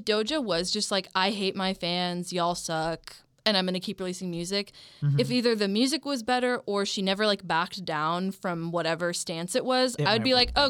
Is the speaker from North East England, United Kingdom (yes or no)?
no; Manchester, North West England, United Kingdom; I'm a Manchester girl, don't hate me.